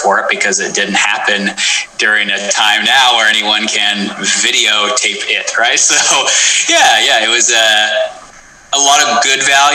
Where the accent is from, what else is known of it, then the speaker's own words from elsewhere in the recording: Portland, Oregon, United States; I come from Portland, Oregon. At the time we lived south